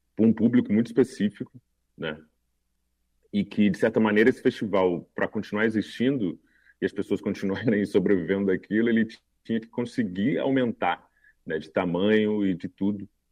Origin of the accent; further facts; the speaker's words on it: Cuiabá, Mato Grosso, Brazil; eu sou de Cuiabá